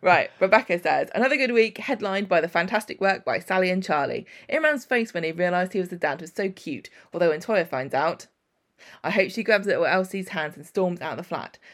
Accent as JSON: {"language": "English", "region": "England", "country": "United Kingdom", "said": "I'm English"}